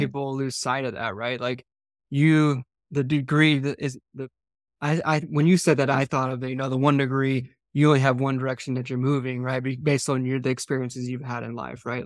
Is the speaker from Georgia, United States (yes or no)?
yes; Georgia, United States; I grew up in Georgia